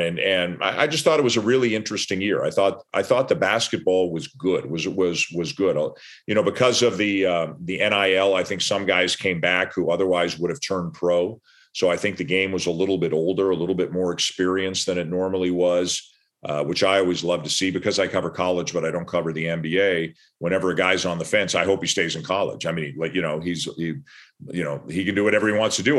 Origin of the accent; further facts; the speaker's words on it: Canada; I'm Canadian